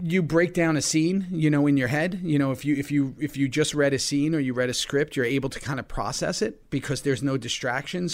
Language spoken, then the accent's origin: English; New York City, New York, United States; I've grown up here my whole life